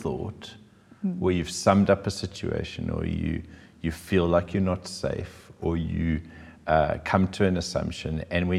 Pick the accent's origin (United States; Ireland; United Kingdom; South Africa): South Africa; also born or lived in Cape Town; it's a born and bred in South Africa thought.